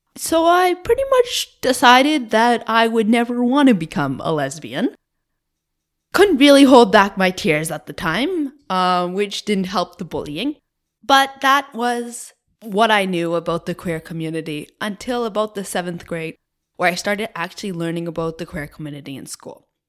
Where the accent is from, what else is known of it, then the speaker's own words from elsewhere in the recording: Cape Breton, Nova Scotia, Canada; moved away as an adult; now in Moncton, Canada; I am originally from Cape Breton in Nova Scotia. from a very, very small rural community about forty minutes away